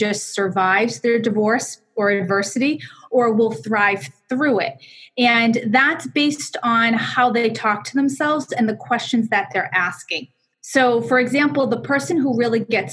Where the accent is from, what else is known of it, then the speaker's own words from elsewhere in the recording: Boston, Massachusetts, United States; accent: Boston; also born or lived in Connecticut; I am from Connecticut, although I'm a Boston girl at heart, and I have a Boston accent to go along with it